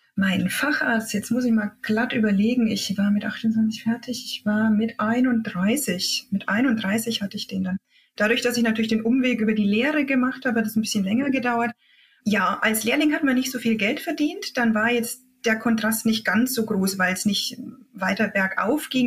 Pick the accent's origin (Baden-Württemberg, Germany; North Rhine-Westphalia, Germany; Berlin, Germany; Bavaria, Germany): Bavaria, Germany; Upper Franconia; accent: Upper Franconian; also born or lived in Thuringia; Ich komme eigentlich aus Oberfranken, wie man das ein bisschen an meinem Dialekt hört